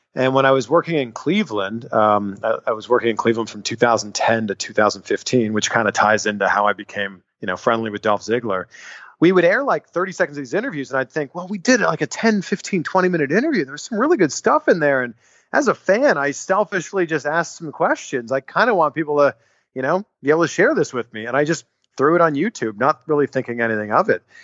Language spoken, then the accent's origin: English; Canada; I'm from Canada